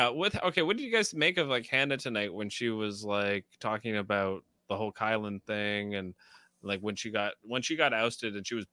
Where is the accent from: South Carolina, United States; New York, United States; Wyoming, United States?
New York, United States; Niagara Falls; Shout out to Niagara Falls, New York, my hometown.